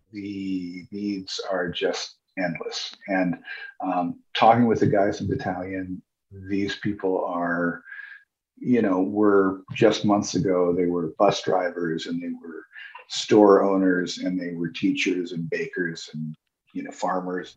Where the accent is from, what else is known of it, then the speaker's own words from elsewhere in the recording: United States; moved away; also born or lived in Sitka, Alaska; I'm an American